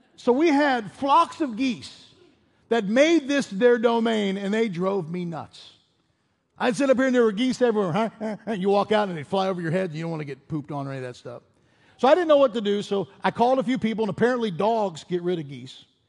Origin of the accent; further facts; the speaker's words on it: Pittsburgh, Pennsylvania, United States; moved away as an adult; also born or lived in Chicago / Colorado / Denver; Robin and I grew up in Pittsburgh